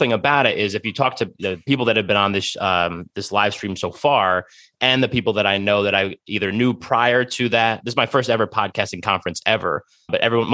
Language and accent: English; New Jersey, United States; I was born and raised in Jersey